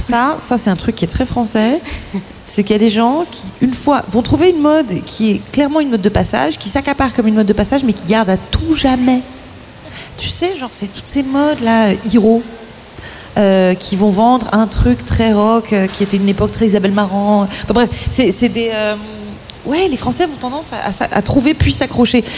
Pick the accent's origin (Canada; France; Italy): France; Malakoff, Île-de-France; on a grandi à Malakoff